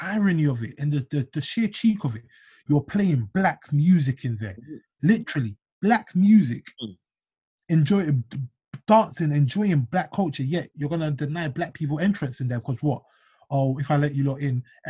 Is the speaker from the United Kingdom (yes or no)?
yes; United Kingdom; being Black British